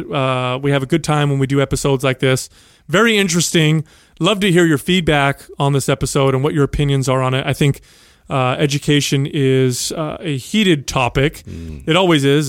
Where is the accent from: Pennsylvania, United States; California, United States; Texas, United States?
California, United States; San Jose; a young man growing up in San Jose, uh, the product of uh, Sicilian immigrants